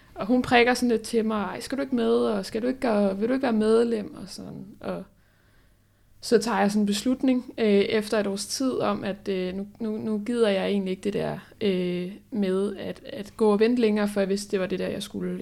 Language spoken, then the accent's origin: Danish; Holbæk, Zealand, Denmark; jeg kommer fra Holbæk